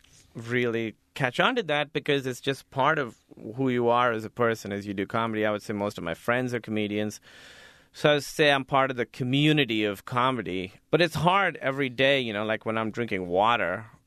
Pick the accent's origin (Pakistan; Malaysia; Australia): Pakistan; It's tough, you know, because Pakistan is very being Muslim. I think is part of being Pakistani, being religious Muslim.